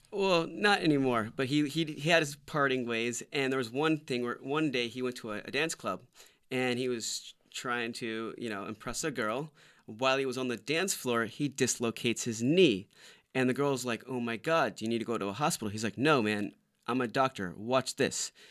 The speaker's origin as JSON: {"language": "English", "town": "Winter Park", "region": "Florida", "country": "United States", "also_born_or_lived": "Orlando, Florida / Maitland, Florida", "moved": "as an adult", "lives_now": "Los Angeles, United States", "said": "I'm from Orlando, Florida, actually Winter Park, Maitland, Florida"}